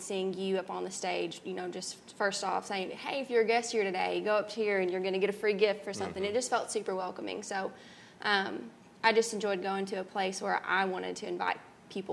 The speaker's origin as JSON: {"language": "English", "town": "Murray", "country": "United States", "tie": "born or raised there", "said": "I love growing up in Murray"}